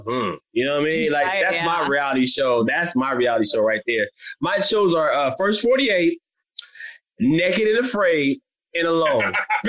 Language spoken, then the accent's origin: English; Illinois/Missouri area, Midwest, United States; I'm from like basically Illinois, Missouri, that area.